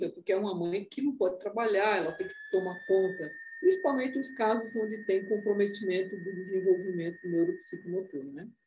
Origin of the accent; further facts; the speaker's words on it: Northeast Region, Brazil; Eu sou nordestina, então no Recife, né, em Salvador